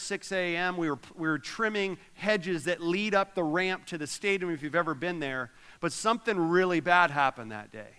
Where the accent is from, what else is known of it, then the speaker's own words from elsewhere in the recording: Orlando, Florida, United States; moved away; I grew up in Orlando